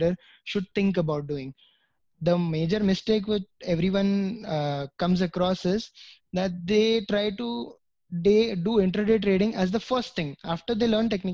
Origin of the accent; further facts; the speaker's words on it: India; being a citizen of India